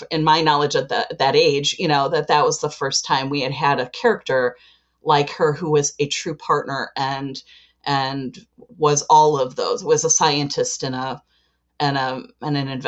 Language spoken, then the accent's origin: English; Chicago, Illinois, United States